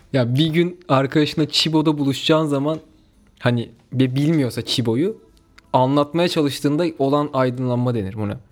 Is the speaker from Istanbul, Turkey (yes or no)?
no; Kayseri Province, Turkey; Ben Kayseriliyim.